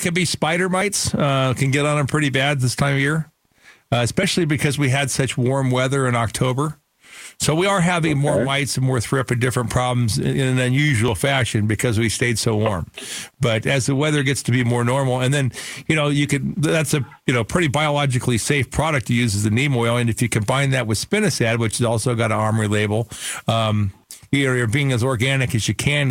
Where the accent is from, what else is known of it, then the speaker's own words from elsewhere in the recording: Phoenix, Arizona, United States; I grew up in Sunny Slope